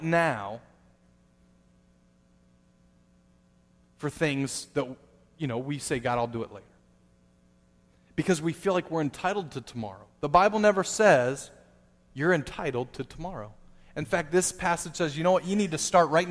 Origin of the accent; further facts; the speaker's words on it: United States; Being an American, especially a Christian American